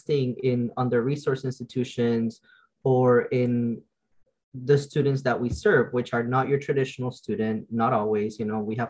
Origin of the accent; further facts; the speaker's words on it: the South, United States; I'm from the South, so I don't necessarily deal with the cold as well